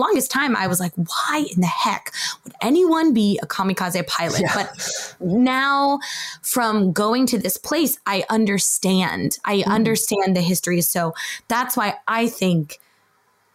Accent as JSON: {"language": "English", "country": "United States", "said": "my husband is Japanese and I'm American"}